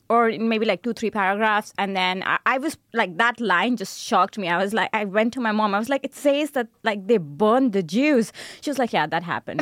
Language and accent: English; India; moved away as an adult; also born or lived in Darmstadt, Germany; now in Berlin, Germany; being Indian